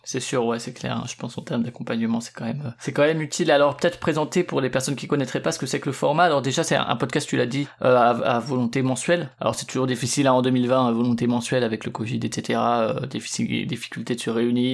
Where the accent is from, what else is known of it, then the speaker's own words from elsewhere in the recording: Strasbourg, Grand Est, France; moi je suis de Strasbourg